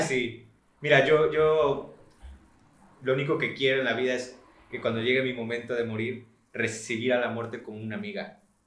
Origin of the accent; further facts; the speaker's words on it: Mexico; uno como mexicano